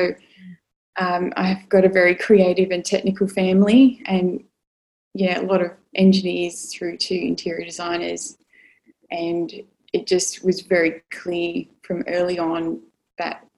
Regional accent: Sydney, New South Wales, Australia; born in Sydney, so born and bred and still here

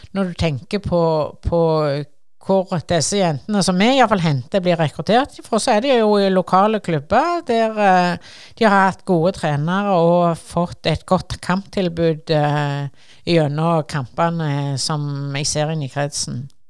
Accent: Sandnes, Rogaland, Norway; Jeg kommer jo fra Ngara fra Stangeland, eh, som er grense til Sandnes kommune

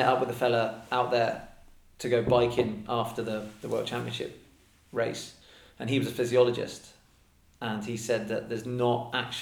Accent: Devon, South West England, United Kingdom; moved away as an adult; also born or lived in Yorkshire; now in Northern Ireland, United Kingdom; I was born in Yorkshire, actually. Brought up in Devon.

